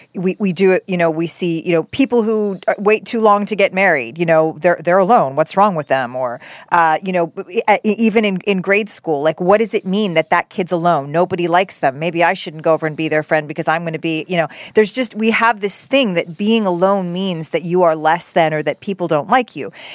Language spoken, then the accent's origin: English; Canada; moved away as an adult; now in United States; as a Canadian